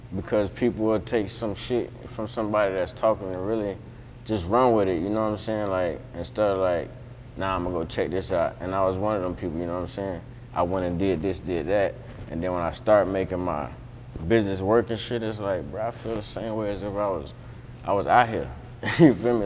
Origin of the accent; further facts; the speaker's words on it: Florida, United States; also born or lived in New York; I moved away from there at six and I was raised in Florida, but New York is home